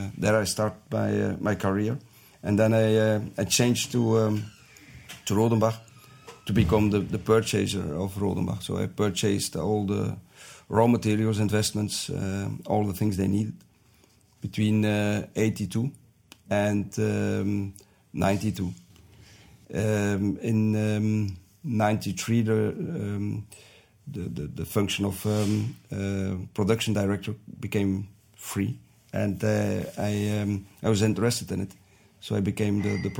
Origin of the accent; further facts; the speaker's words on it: Poelkapelle, Flanders, Belgium; also born or lived in Roeselare / Ghent; I grew up in the neighborhood of Roeselare, in Poelkapelle, not so far away, between Ieper and maybe closer to Ieper